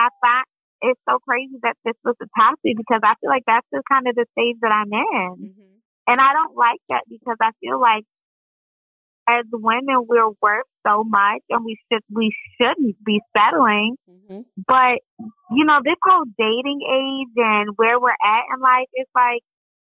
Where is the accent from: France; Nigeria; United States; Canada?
United States; Columbia, Maryland; So, yeah, I'm from Columbia, Maryland.